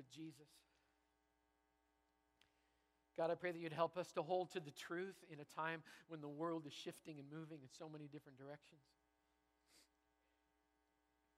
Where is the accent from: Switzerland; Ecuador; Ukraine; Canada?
Canada; now in Bellingham, United States; I'm a Canadian